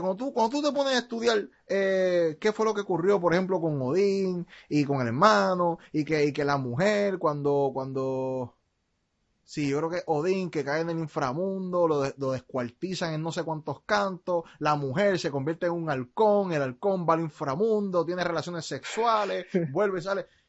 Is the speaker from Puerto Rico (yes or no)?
yes; Puerto Rico; nací en Puerto Rico